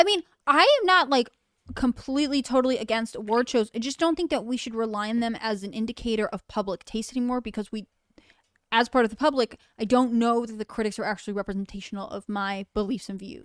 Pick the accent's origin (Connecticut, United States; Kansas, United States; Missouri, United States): Connecticut, United States; I grew up in Connecticut